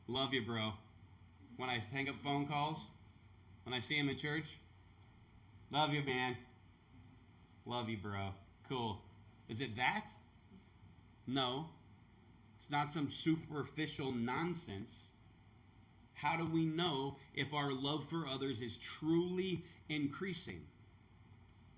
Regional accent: the South, United States; moved away; I was born and raised in the South where they talk about Southern hospitality

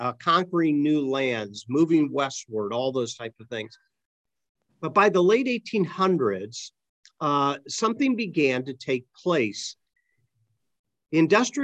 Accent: Akron, Ohio, United States; when I was growing up in Akron, the rubber industry owned the town

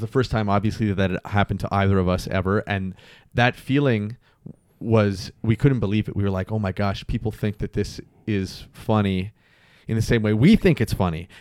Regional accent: Mississauga, Ontario, Canada; born or raised there; also born or lived in Toronto

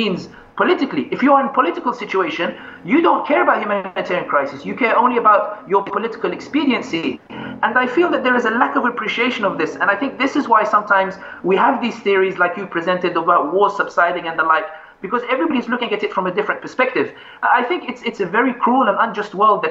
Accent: London, United Kingdom; when I was growing up in London

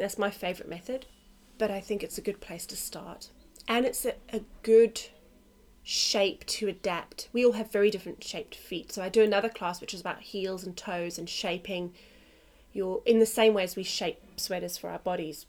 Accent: South Africa; also born or lived in London, United Kingdom; now in Australia; I was born in South Africa

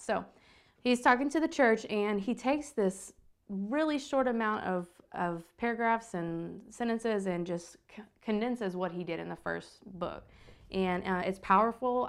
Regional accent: the Bible Belt, the South, United States; growing up in the Bible Belt

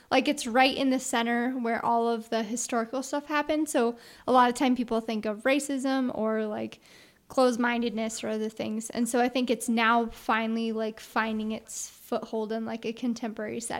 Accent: Kansas City, Missouri, United States; moved away; Kansas City. And so now it has slowly been getting a lot better.

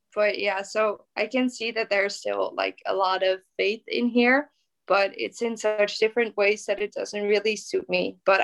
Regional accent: Zeeland, Netherlands; English is a second language; And where I grew up in Zealand, that's one of those places. So in Zealand, there's still a lot of faith, but mostly Reformed, I think.

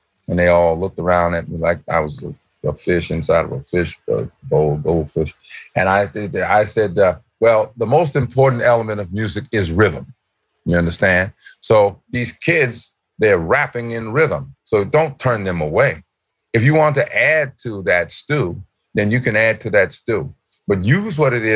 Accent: New York, United States; when I was a kid, I went to the Apollo Theater all the time. I'm from New York.

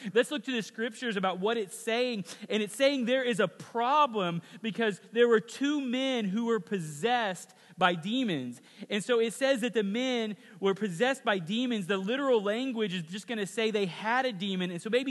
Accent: WaKeeney, Kansas, United States; No, I don't live in Hayes. And like, so where are you from? And you're like, ah, oh, man, you probably never heard of it. No, just tell me. It's cool. I know a lot of places. Waukini.

